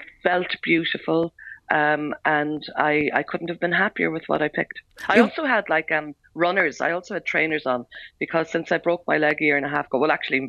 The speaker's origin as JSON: {"language": "English", "town": "Aherla", "region": "Munster", "country": "Ireland", "tie": "born or raised there", "said": "I grew up in a very small village called Aherla in County Cork, halfway between Cork City and Macroom."}